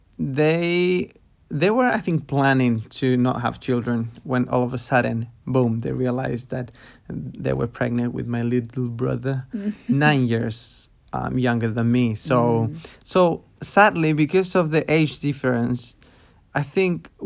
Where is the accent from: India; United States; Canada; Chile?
Chile; I grew up in Chile in a city.